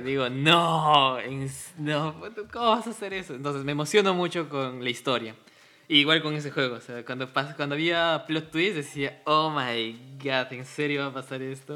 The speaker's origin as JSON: {"language": "Spanish", "region": "Cusco", "country": "Peru", "said": "somos cusqueños"}